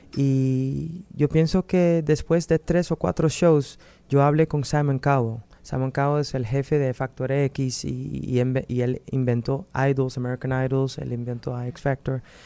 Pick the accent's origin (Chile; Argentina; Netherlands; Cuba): Netherlands; also born or lived in Miami, United States; yo nací en Holanda, me crecí en Holanda, pero mi mamá es dominicana